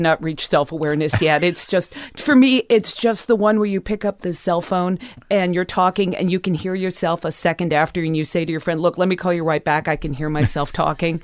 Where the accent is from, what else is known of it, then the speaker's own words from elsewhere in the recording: Los Angeles, California, United States; I grew up in the West Hollywood Hills